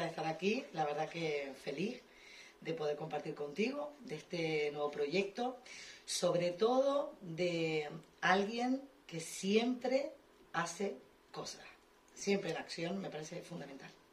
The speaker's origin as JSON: {"language": "Spanish", "region": "Canary Islands", "country": "Spain", "tie": "born or raised there", "moved": "yes", "said": "yo, por ejemplo, que vengo de Canarias, que solo había jazz"}